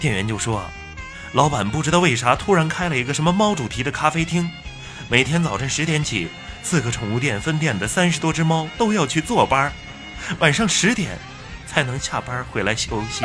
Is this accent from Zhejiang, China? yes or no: no; Hulunbuir, Inner Mongolia, China; moved away; 我的老家呀，是在梅丽的呼伦贝尔